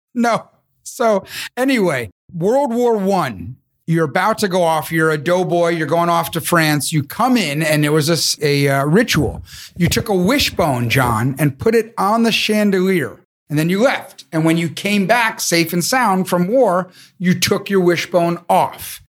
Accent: New York City, New York, United States; moved away as an adult; also born or lived in Los Angeles; I'm from New York City

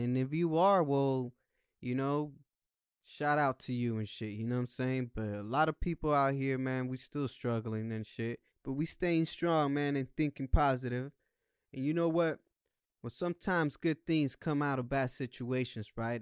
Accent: United States; also born or lived in Mexico; I came when I was still in diapers, and I'm twenty-eight years old now. So all my life I've been here

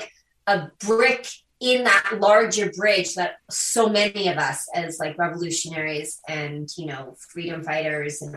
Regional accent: U.S. Virgin Islands; also born or lived in South Korea; I'm an adoptee from Korea. And so I was adopted as a baby. And I was adopted to the island of St. Croix in the U.S. Virgin Islands in the Caribbean.

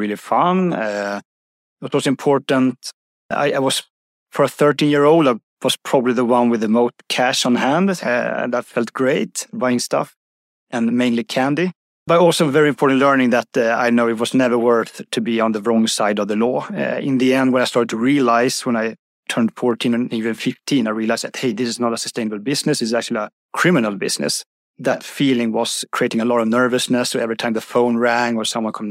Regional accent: Uppsala, Uppsala County, Sweden; Uppsala, my hometown

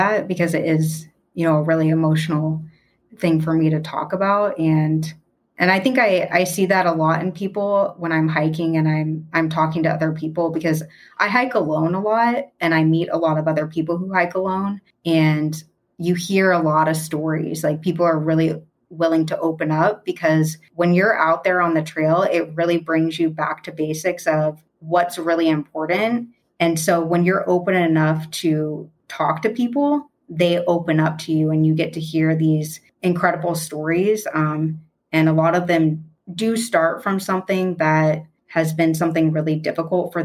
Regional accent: Pacific Northwest, United States; moved away as an adult; also born or lived in Louisiana / Washington; now in Arizona, United States; I grew up in the Pacific Northwest

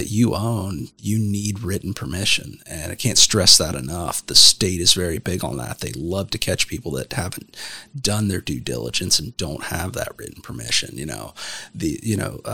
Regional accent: Southeast Ohio, United States; where I grew up in the Southeast

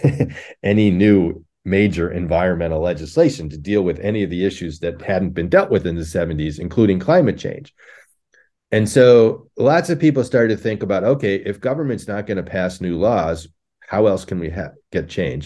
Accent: Connecticut, United States; now in Buffalo, United States; I grew up in Connecticut in a suburb

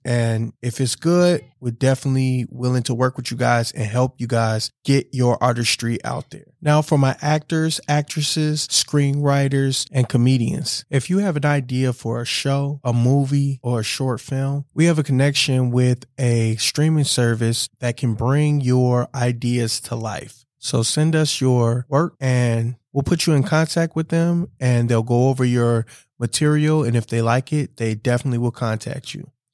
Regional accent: Wisconsin, United States; I was born and raised here in Wisconsin

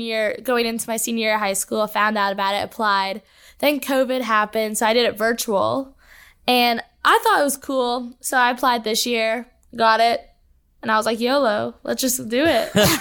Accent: San Jose, California, United States; I've lived in San Jose, California, my whole life.

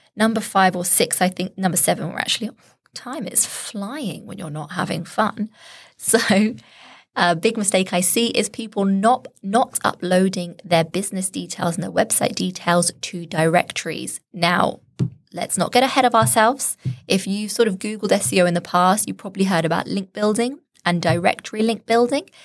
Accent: Shropshire, West Midlands, United Kingdom; I'm from Shropshire

